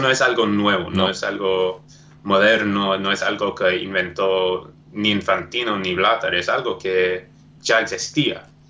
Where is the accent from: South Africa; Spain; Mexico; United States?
South Africa; Spanish is a second language; yo nací en Sudáfrica.